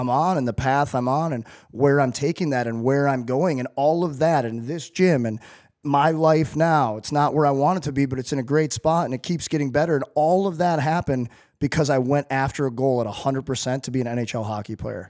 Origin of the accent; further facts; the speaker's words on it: St. Louis, Missouri, United States; growing up in Saint Louis